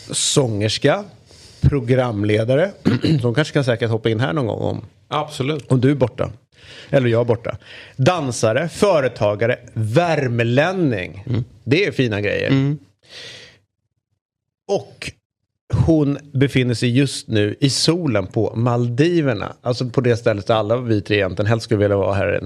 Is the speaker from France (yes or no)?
yes; France; nej, jag kommer från Frankrike.